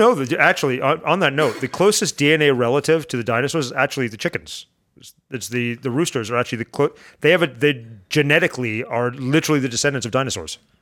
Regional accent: Canada; I'm Canadian.

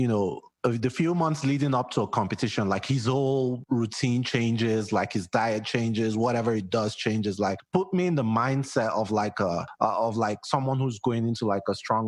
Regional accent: Nigeria; I'm West African myself. I'm Nigerian.

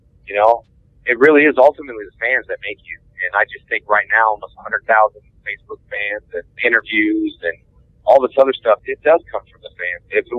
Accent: Houston, Texas, United States; then I'll be here in my hometown in Houston at Space City

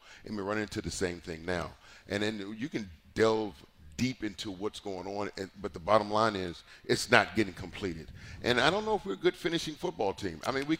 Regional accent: Virginia, United States; But, I went to school down in North Carolina, and I'm from Virginia.

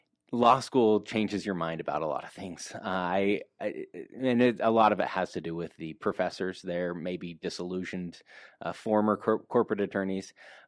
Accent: Utah, United States; Okay, well, I grew up here in Utah for the most part. I spent a little bit of time outside of Utah

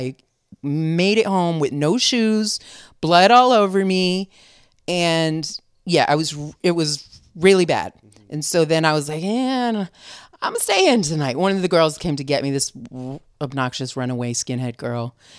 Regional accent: Vermont, United States; She was a street fighter. I was from Vermont.

